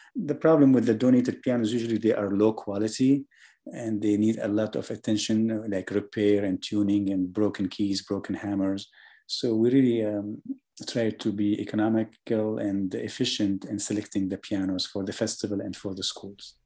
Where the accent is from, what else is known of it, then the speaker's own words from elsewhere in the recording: Syria; also born or lived in Germany; now in Atlanta, United States; I was born in Germany, I was raised in Syria